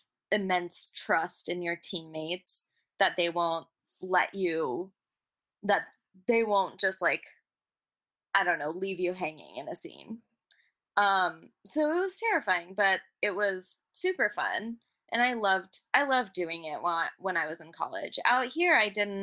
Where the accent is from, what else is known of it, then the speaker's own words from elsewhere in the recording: Kentucky, United States; also born or lived in England / Chicago / Boston; I grew up in Kentucky.